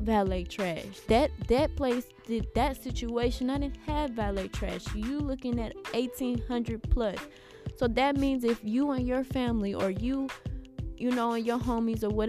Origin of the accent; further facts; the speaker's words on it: Houston, Texas, United States; I'm from Houston